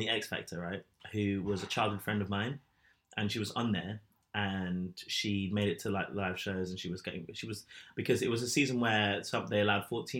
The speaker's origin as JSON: {"language": "English", "region": "London", "country": "United Kingdom", "tie": "born or raised there", "said": "I grew up in London."}